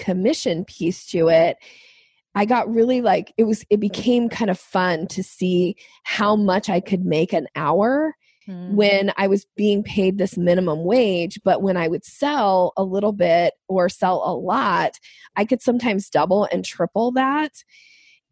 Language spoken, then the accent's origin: English; Boise, Idaho, United States; moved away as an adult; now in Washington State, United States; I grew up in Boise, Idaho, and I moved to Washington State